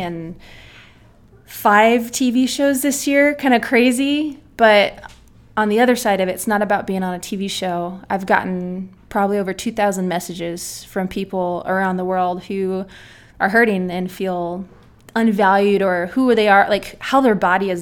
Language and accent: English; San Diego, California, United States; moved away as an adult; now in Nebraska, United States; I am from San Diego, California